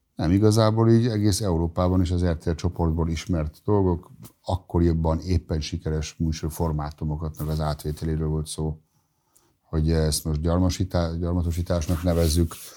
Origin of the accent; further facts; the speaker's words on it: Germany; first language German; Hungarian is a second language; moved away as an adult; now in Hungary; Én ugye az R T L jól ismertem, hiszen Németországban ezen nőttem fel